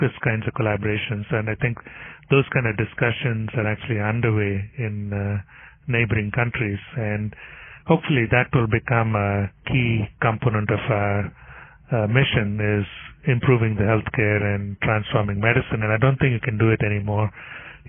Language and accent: English; India; moved away; So I grew up in India and I know the region